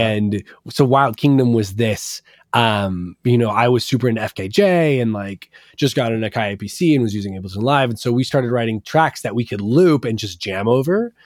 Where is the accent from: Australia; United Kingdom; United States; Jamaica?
United States; Portland, Oregon; growing up in Portland